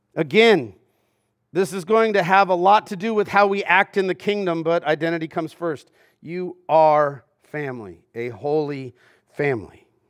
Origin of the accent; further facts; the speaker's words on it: Southern California, United States; growing up in Southern California